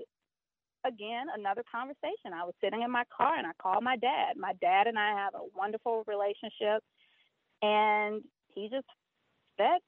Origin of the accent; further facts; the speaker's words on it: the South, United States; moved away as an adult; also born or lived in Brooklyn, New York; I'm from the South